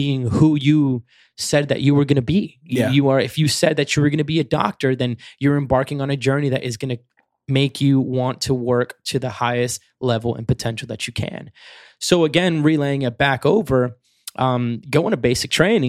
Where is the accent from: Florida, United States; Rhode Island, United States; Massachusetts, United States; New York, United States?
Florida, United States; Kissimmee; moved away; also born or lived in Mayagüez, Puerto Rico; Started out here in Kissimmee, Florida